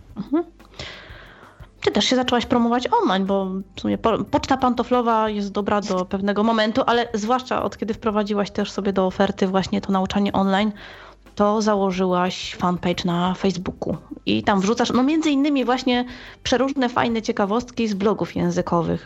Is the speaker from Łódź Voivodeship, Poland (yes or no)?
yes; Łódź, Łódź Voivodeship, Poland; jestem z Łodzi